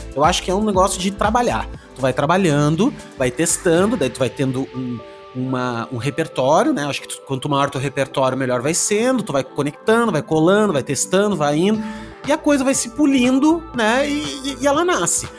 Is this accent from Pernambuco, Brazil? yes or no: no; Porto Alegre, Rio Grande do Sul, Brazil; now in Balneário Camboriú, Brazil; Eu também sou, só de lá. Não de Santa Maria, mas de Porto hum. Alegre